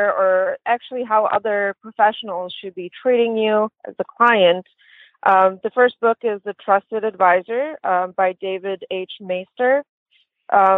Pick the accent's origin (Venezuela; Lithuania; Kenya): Lithuania; moved away; I'm originally from Lithuania and grew up with very little opportunities and many setbacks